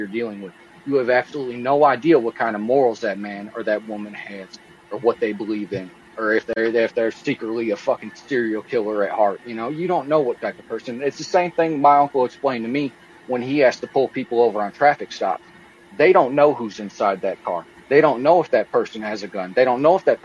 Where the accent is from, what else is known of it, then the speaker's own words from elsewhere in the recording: Toledo, Ohio, United States; moved away; also born or lived in Akron, Ohio; I grew up in Toledo, Ohio, lived there for 20 years